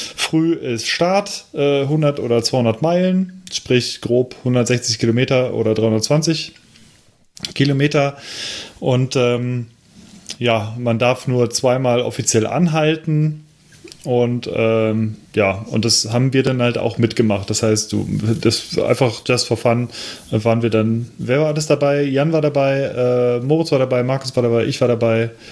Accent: Cologne, North Rhine-Westphalia, Germany; moved away; nach Köln fahren wollte, äh, in meine alte Heimatstadt von meinem jetzigen Wohnort aus

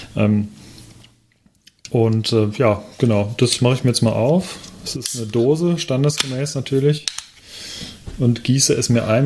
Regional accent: Cologne, North Rhine-Westphalia, Germany; als gebürtiger Kölner

